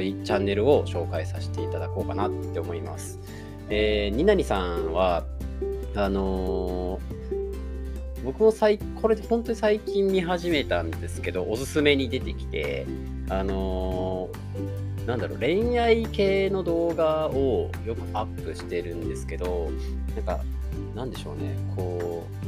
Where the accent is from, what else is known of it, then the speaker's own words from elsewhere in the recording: Tokushima, Japan; accent: Awa dialect; 自分も方言、あのー、地元の方が阿波弁、まあ、徳島生まれなんで、阿波弁なんですけど